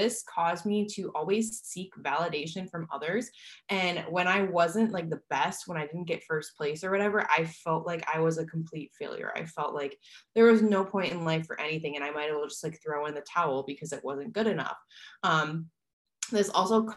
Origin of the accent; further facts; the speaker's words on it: Midwest, United States; now in San Diego, United States; I grew up in the Midwest